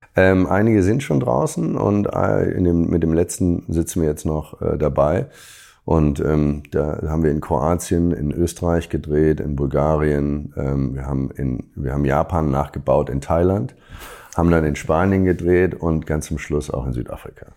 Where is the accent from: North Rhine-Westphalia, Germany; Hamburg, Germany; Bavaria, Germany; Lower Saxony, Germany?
Hamburg, Germany; Als Hamburger